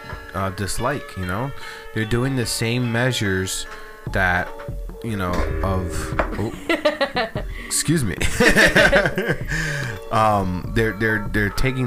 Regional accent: United States; we as American citizens

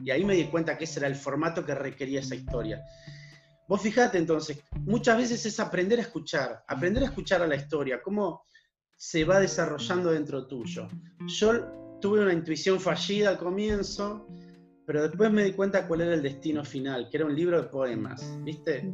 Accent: Argentina

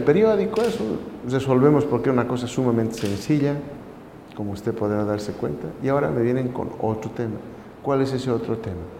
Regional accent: Bolivia; moved away

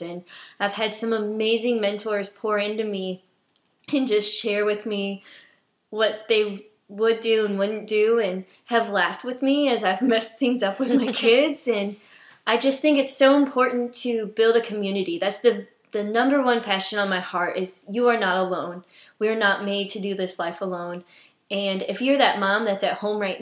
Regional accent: New Haven, Indiana, United States; moved away as an adult; now in Virginia, United States; I am originally from a small town in Indiana called New Haven. I was born and raised there until I was 19.

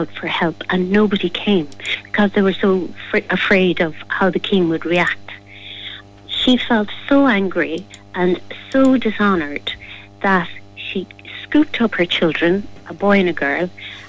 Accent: Tralee, Munster, Ireland; I'm from Tralee in County Kerry, and my parents and my dad in particular used to always tell me stories, local stories

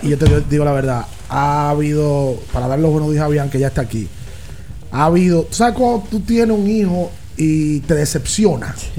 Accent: Dominican Republic; nosotros como dominicanos

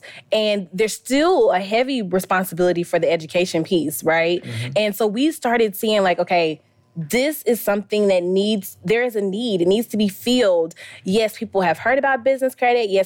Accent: Valdosta, Georgia, United States; born or raised there; also born or lived in Nashville, Tennessee / Stockton, Georgia

